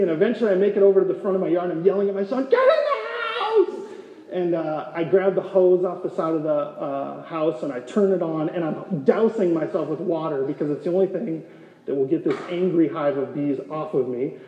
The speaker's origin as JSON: {"language": "English", "region": "North Dakota", "country": "United States", "tie": "born or raised there", "moved": "as an adult", "lives_now": "Gilbert, United States", "said": "Rachel and I grew up in North Dakota in a rural town of 350 people"}